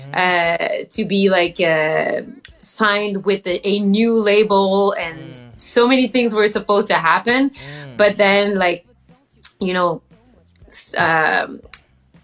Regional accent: Eastern Townships, Quebec, Canada; I'm from Eastern Township, French Canadian

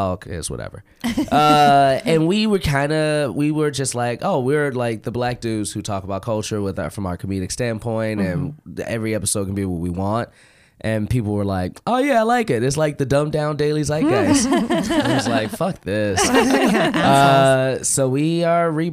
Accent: Chicago, Illinois, United States; I'm from Chicago.

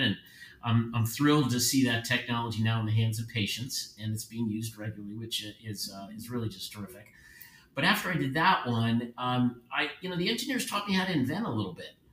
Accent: Philadelphia, Pennsylvania, United States; Born and raised in Philadelphia

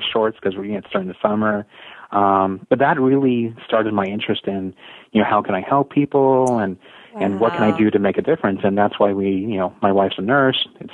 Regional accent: San Jose, California, United States; I grew up in San Jose, California

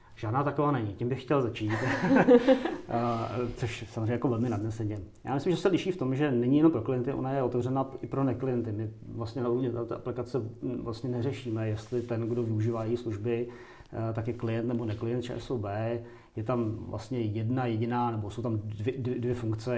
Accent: Kladno, Central Bohemian Region, Czechia; já jsem třeba z Kladna, jako původem pocházím

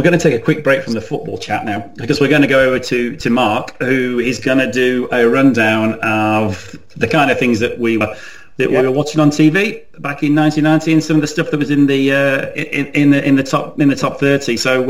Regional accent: Chesterfield, East Midlands, United Kingdom; moved away; I'm from Chesterfield originally

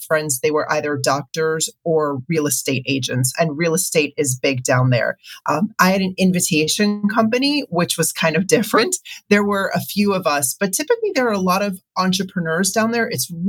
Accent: Miami Beach, Florida, United States; moved away as an adult; also born or lived in Manhattan, New York / Tampa, Florida; now in New York area, United States; So I was actually born in Manhattan, and I lived in New York until I was about 7. And then we moved to Miami Beach. And so that's where I grew up. I moved around a little bit and some different states.

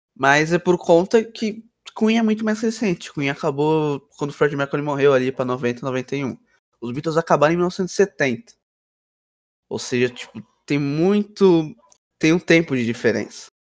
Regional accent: São Paulo, Brazil; Eu tenho 15 anos. Sou de São Paulo.

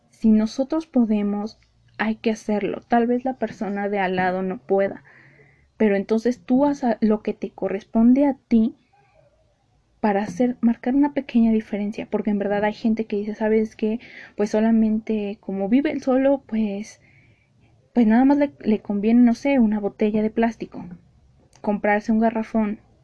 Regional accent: Mexico City, Mexico; yo que soy de Ciudad de México

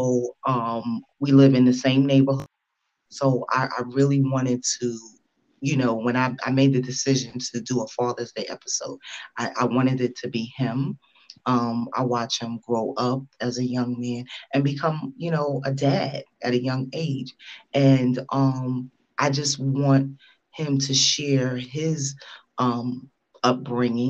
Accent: New York City, New York, United States; we grew up together in Brooklyn

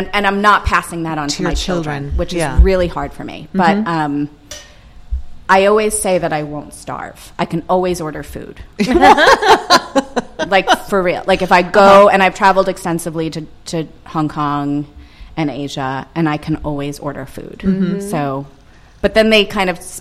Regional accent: Long Island, New York, United States; I grew up in Long Island, New York

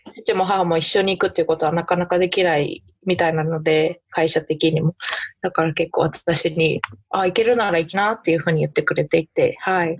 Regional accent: Saitama, Japan; moved away as an adult; now in Nebraska, United States; 私埼玉県出身で、海なし県だし

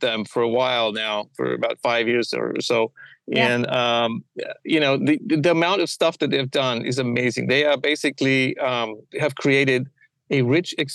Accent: Bulgaria; moved away as an adult; also born or lived in Middlesbrough, England; now in United States; I was born in Bulgaria

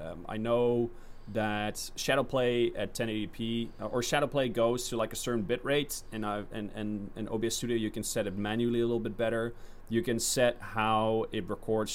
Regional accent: Netherlands; I'm from the Netherlands

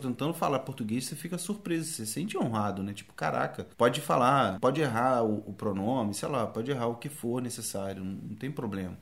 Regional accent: Brazil; eu morei minha vida toda no Brasil

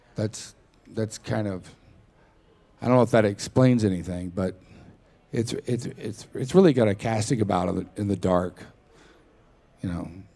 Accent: Texas, United States; I grew up in Texas

